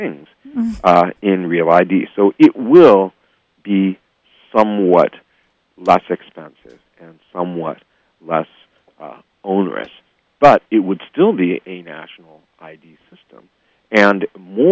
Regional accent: Seattle, Washington, United States; also born or lived in New York City, New York; now in San Francisco Bay Area, United States; I grew up in Seattle, Washington, back when I was a kid.

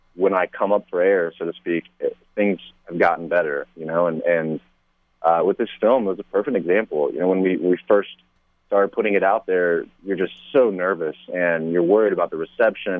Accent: Kansas, United States; moved away; I'm from the Midwest originally. I, was born and raised in Kansas

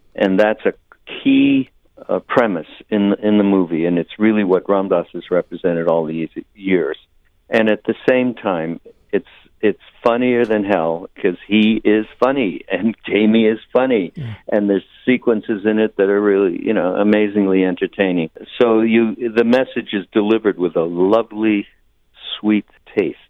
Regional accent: Montreal, Quebec, Canada; I'm from Montreal, Quebec, Canada

